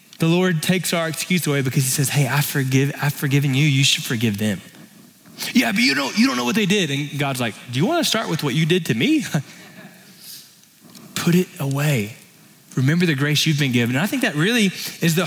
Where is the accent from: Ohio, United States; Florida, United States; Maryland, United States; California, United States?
Florida, United States; now in Texas, United States; growing up in Florida